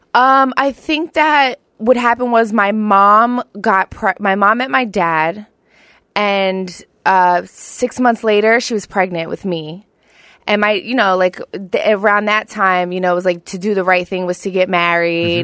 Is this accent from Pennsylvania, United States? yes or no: yes; Philadelphia, Pennsylvania, United States; also born or lived in Colorado Springs, Colorado; I grew up in South Philly. I'm a hometown Philly girl